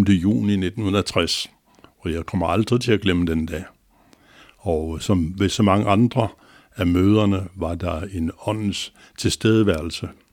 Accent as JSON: {"language": "Danish", "town": "Copenhagen", "region": "Capital Region of Denmark", "country": "Denmark", "tie": "born or raised there", "said": "jeg er ægte københavner med K, inden fra Nørrebro, Magnusgade hed den. Og øh, der nåede jeg lige at blive født"}